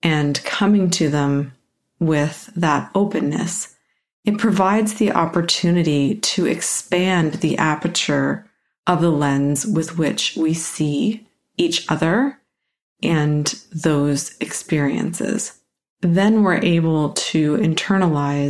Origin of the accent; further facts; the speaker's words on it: Canada; I'm a Canadian white female